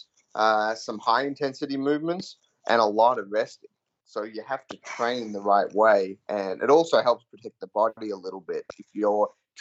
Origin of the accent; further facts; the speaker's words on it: Australia; moved away as an adult; also born or lived in Auburn, United States; I grew up in Australia